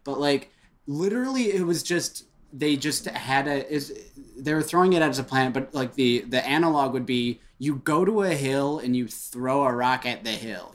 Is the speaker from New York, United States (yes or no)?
no; Royal Oak, Michigan, United States; born or raised there